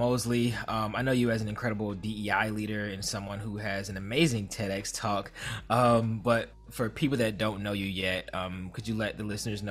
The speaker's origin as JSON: {"language": "English", "town": "Philadelphia", "region": "Pennsylvania", "country": "United States", "tie": "born or raised there", "said": "I was born in Philadelphia."}